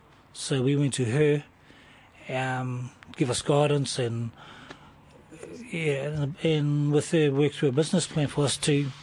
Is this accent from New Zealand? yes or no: yes; Waikato, New Zealand; also born or lived in Auckland; now in Otaki, New Zealand; I come from Waikato, Te Puaha o Waikato. That's right up at Waikato, mouth of the Waikato River. Taunui and Ngati Tipa is my iwi.